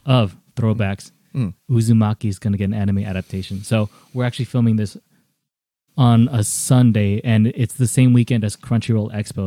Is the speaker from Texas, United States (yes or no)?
no; New York City, New York, United States; I grew up in the Bronx